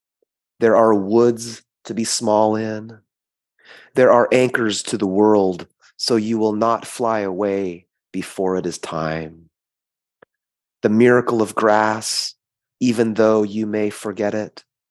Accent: California, United States; also born or lived in South Korea; before I came to California, I was born in South Korea and adopted at 10 months.

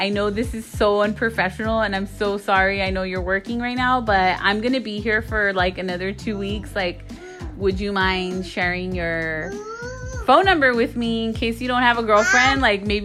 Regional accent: Monterey Park, California, United States; moved away; I was raised in a city called Monterey Park near East L.A.

